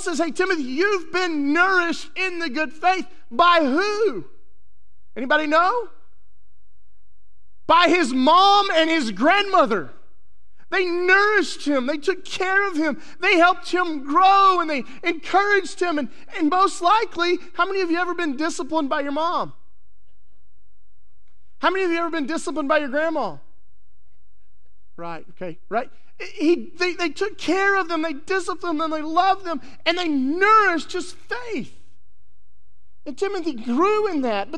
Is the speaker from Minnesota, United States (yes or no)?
no; West Texas, United States; I grew up in West Texas